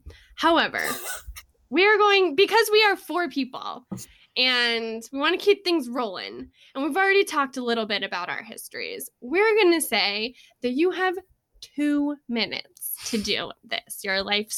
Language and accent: English; Houston, Texas, United States; moved away as an adult; now in Colorado, United States; I was born in Houston, Texas in January on the 18th in 1992, and I have a mom and a dad and a sister, and I lived there for 18 years